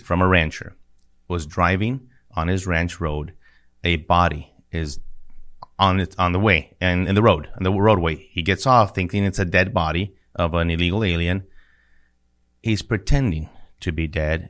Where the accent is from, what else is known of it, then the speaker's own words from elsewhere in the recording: El Paso, Texas, United States; I grew up in El Paso, Texas